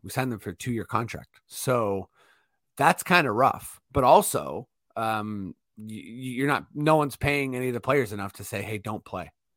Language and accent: English; Toronto, Ontario, Canada; we are from Toronto